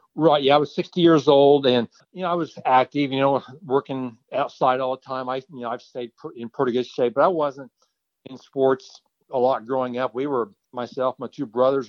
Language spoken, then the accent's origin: English; Kansas, United States; I'm from Kansas